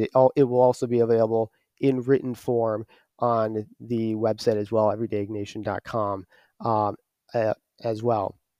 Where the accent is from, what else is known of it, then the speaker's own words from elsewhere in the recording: Detroit, Michigan, United States; at least here stateside, I'm from the Archdiocese of Detroit.